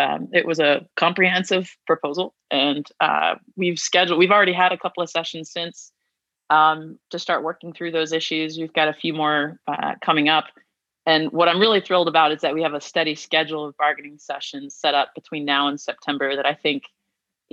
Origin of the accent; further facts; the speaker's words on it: St. Louis, Missouri, United States; moved away as an adult; now in Asheville, United States; born and raised in St. Louis